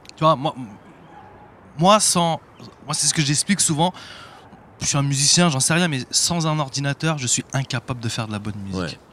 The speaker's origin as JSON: {"language": "French", "town": "Paris", "region": "Île-de-France", "country": "France", "said": "je suis un parisien"}